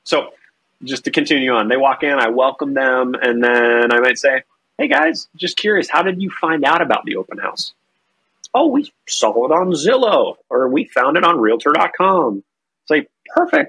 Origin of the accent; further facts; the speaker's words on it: North Carolina, United States; now in Minnesota, United States; I am originally from North Carolina. I now live in Minnesota